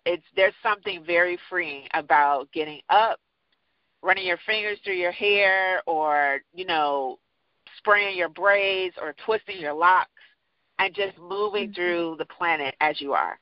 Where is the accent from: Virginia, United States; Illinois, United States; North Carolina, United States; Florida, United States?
Illinois, United States; Chicago; also born or lived in New York / England; now in Houston, United States; I grew up in Chicago